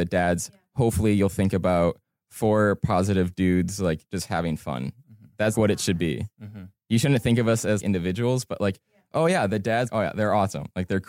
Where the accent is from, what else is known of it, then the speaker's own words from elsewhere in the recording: Cleveland, Ohio, United States; moved away as an adult; now in Los Angeles, United States; I'm originally from Cleveland, Ohio. I moved out to Los Angeles about 2.5 years ago